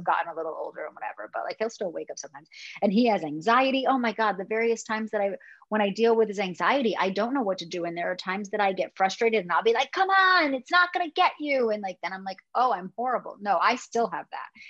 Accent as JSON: {"language": "English", "region": "Connecticut", "country": "United States", "moved": "as an adult", "lives_now": "Los Angeles, United States", "said": "I'm from Connecticut. Like I know the Northeast"}